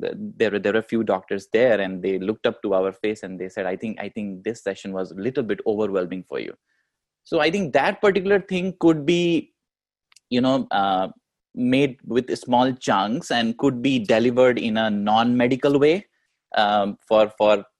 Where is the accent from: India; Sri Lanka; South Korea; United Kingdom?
India; moved away as an adult; now in United States; We come from India, we are immigrants here